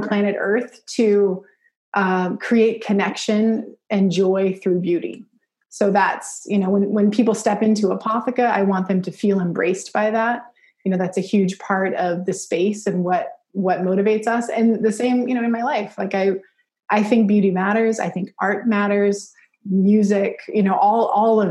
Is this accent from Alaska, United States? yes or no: yes; Alaska, United States; I grew up in Alaska. So middle of nowhere, very small town